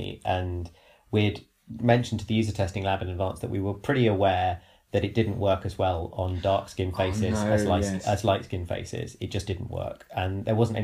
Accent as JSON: {"language": "English", "country": "United Kingdom", "said": "I'm British"}